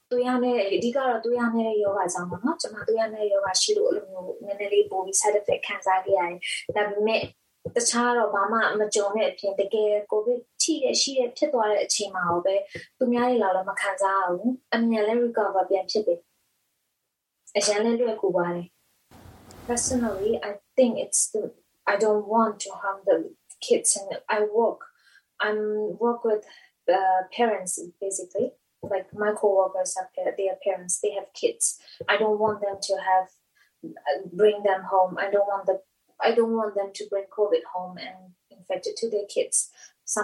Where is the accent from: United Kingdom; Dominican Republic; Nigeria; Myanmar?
Myanmar; now in Dunedin, New Zealand; I'm from Myanmar.